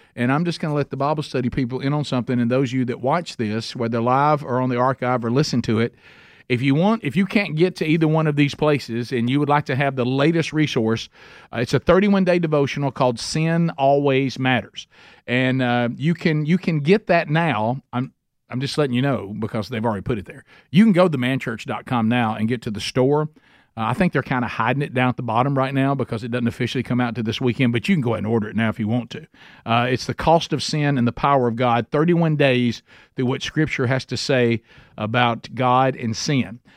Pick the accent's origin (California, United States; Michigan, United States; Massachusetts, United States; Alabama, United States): Alabama, United States; I'm from Alabama